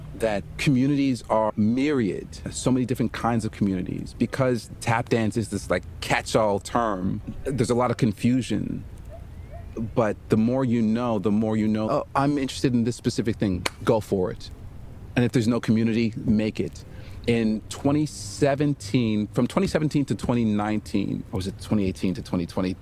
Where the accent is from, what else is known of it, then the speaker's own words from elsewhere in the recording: Montreal, Quebec, Canada; I'm originally from Montreal, Quebec